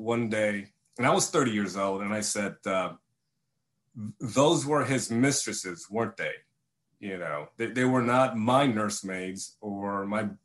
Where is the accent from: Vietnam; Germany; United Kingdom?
Vietnam; I was born in Vietnam in 1968 during the war.